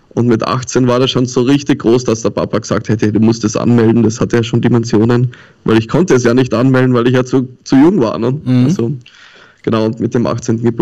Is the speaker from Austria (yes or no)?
yes; Tyrol, Austria; now in Hamburg, Germany; Mein Opa war Sizilianer und ich komme eigentlich aus Tirol und lebe schon länger jetzt in Hamburg, das neunte Jahr.